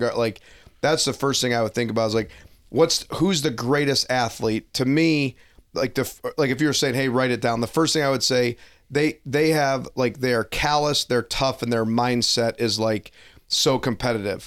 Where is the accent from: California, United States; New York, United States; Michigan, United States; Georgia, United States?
Michigan, United States; Detroit; growing up in Detroit, a lot of kids played hockey